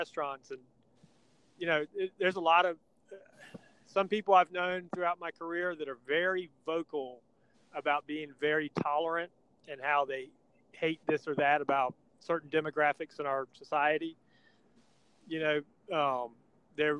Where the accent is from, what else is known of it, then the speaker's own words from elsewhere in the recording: Stone Mountain, Georgia, United States; When I was a kid growing up in Stone Mountain